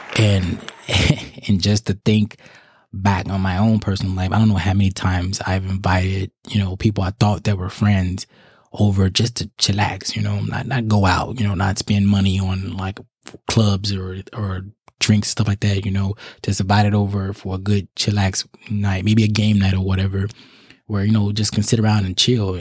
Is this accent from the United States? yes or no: yes; Chicago, Illinois, United States; now in South Carolina, United States; I'm in South Carolina, but my hometown is Chicago, Illinois